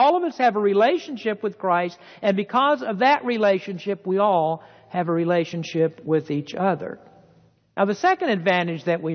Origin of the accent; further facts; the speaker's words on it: United States; As an American citizen